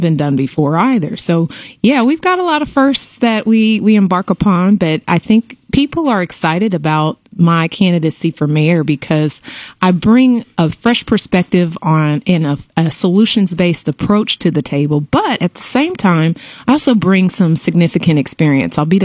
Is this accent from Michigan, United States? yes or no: no; Houston, Texas, United States; also born or lived in Atlanta / Washington / Cambridge, Massachusetts; I'm a native Houstonian, as you stated. I grew up on the north side of town. Lived in Inwood Forest